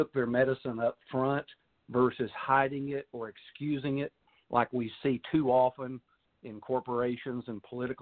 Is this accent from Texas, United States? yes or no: yes; Texas, United States; accent: Texas; as a Texan and a baseball player and softball player and fan